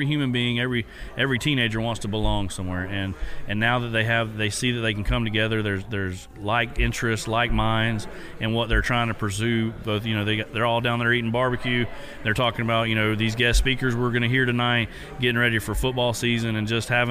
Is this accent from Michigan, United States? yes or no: no; Dixie County, Florida, United States; I grew up in Dixie County, just right across the river